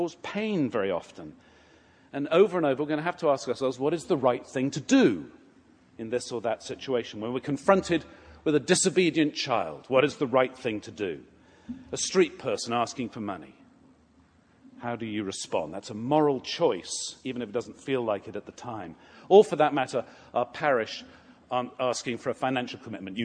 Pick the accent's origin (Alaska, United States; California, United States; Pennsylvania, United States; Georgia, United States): Georgia, United States; Atlanta; I'm from Atlanta